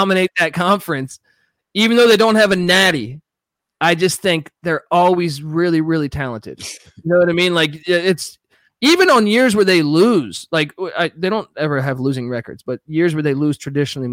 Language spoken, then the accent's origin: English; Washington, District of Columbia, United States; I grew up in Washington, D.C., Georgetown